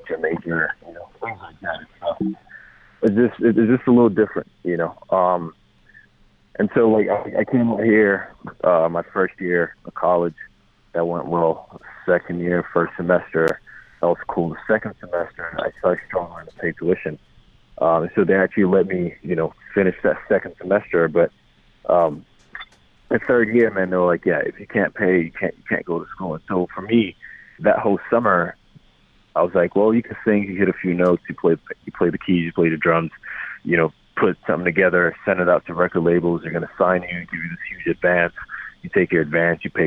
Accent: Lagos, Nigeria; moved away as an adult; now in United States; I grew up in Lagos, Nigeria.

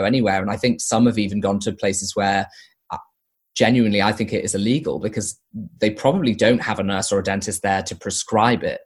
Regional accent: near Liverpool, North West England, United Kingdom; moved away; my hometown near Liverpool

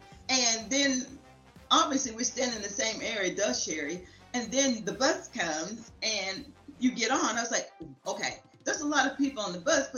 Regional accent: Round Rock, Texas, United States; I'm from Round Rock, Texas. Actually, it's Round Rock, Texas. It is a suburb of Austin.

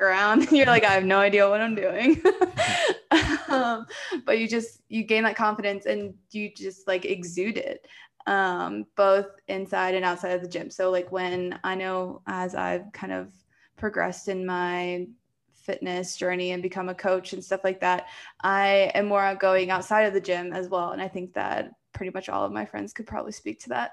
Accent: Poquoson, Virginia, United States; moved away as an adult; now in Colorado, United States; I came from the East Coast of Virginia. So, um, I think Pacosa, where I'm from, is maybe below sea level

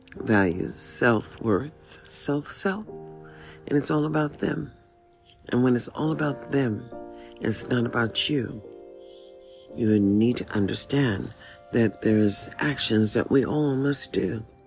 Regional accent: United States; Here we are as a people living in America. And as an American

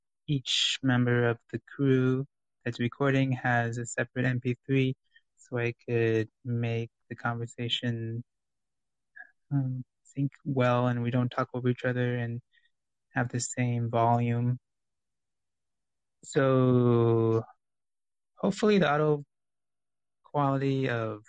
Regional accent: California, United States; we grew up in California

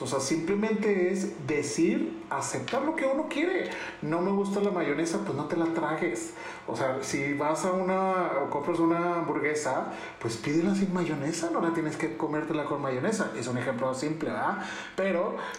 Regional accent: Ciudad Juárez, Chihuahua, Mexico; accent: del norte; moved away as an adult; now in Mexico City, Mexico; yo me vine de Ciudad Juárez para venirme a México a trabajar, conseguí un trabajo, entonces ahí vengo como todo provinciano

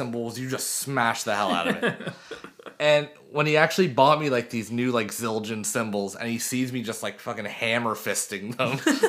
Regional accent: Sutton, Ontario, Canada; we grew up in Sutton

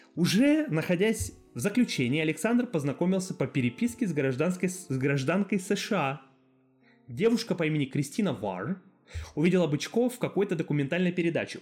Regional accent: Barnaul, Altai Krai, Russia; я сам из Барнаула

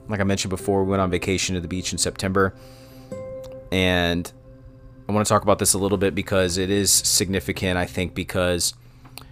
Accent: Cincinnati, Ohio, United States; I was born in Cincinnati, Ohio, and I still live on the east side where I grew up

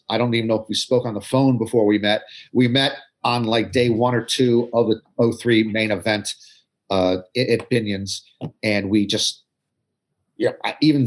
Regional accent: United States; also born or lived in Maryland; I'm from Atlantic Coast Conference country in the U.S.

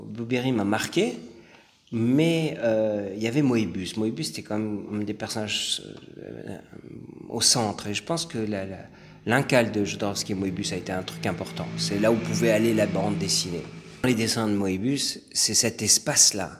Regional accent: France; j'ai grandi en France

